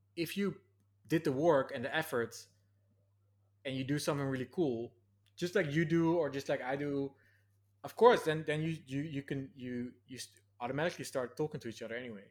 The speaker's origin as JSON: {"language": "English", "town": "Nijmegen", "region": "Gelderland", "country": "Netherlands", "tie": "born or raised there", "moved": "yes", "said": "this annual festival in my hometown. There's this four days march, the Vierdaagse"}